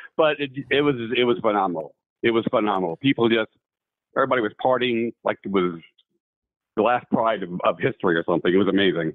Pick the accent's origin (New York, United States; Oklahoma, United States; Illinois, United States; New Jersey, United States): New York, United States; moved away; I'm from New York originally.